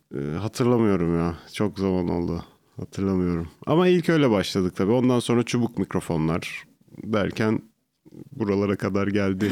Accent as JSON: {"language": "Turkish", "town": "İzmit", "region": "Kocaeli", "country": "Turkey", "tie": "born or raised there", "also_born_or_lived": "Artvin", "said": "Aslen Artvinliyim ama çok uz, altı yaşımdan beri İzmit'teydik"}